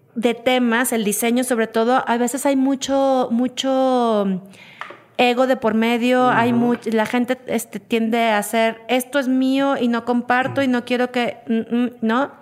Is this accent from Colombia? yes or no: no; Mexico; quiénes somos los mexicanos